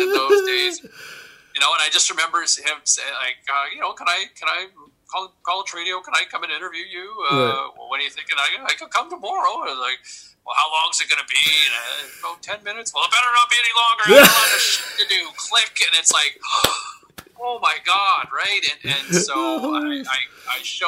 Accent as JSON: {"language": "English", "town": "Ottawa", "region": "Ontario", "country": "Canada", "tie": "born or raised there", "said": "I grew up in Ottawa."}